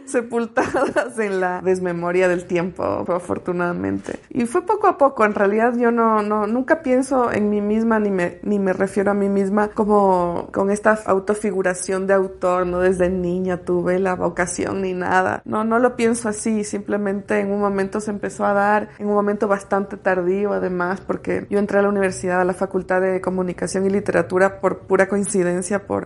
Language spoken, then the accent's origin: Spanish; Quito, Pichincha, Ecuador; also born or lived in Guayaquil; mi madre, mi hermana y yo nos mudamos de Guayaquil a Quito, recuerdo con mucha claridad haberme sentido muy arrobada por el paisaje. Me, me conmocionó, yo era muy chica, tenía 8 o 9 años